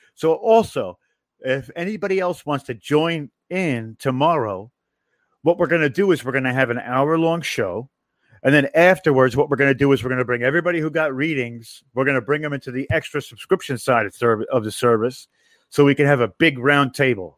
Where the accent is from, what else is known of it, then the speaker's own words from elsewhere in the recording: New York, United States; I'm from New York